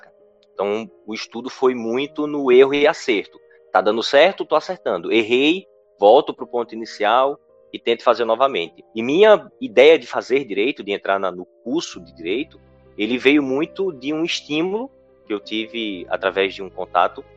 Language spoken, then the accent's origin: Portuguese; interior of Pernambuco, Brazil; born or raised there